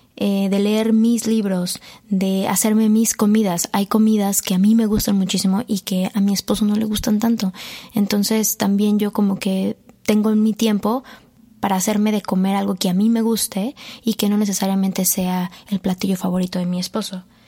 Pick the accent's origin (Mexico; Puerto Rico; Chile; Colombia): Mexico; como buen mexicano